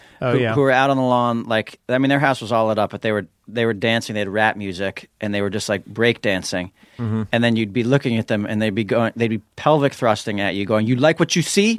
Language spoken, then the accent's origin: English; New York City, New York, United States; in New York City, you know, growing up in Manhattan